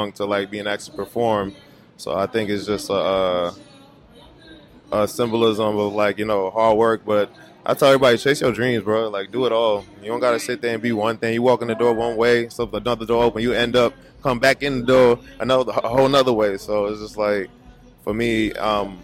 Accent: Newark, New Jersey, United States; I'm from Newark, New Jersey

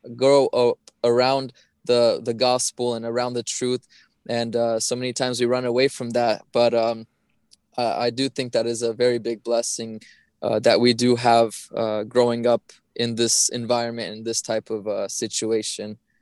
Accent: Portland, Oregon, United States; I grew up in Portland, Oregon, uh, most of my life

